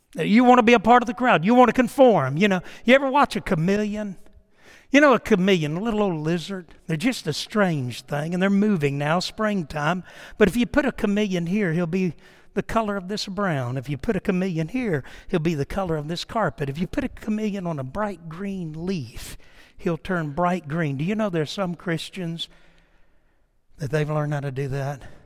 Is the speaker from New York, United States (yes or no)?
yes; New York, United States; moved away; I was born in New York, so we, I was kinda, uh, it's my home state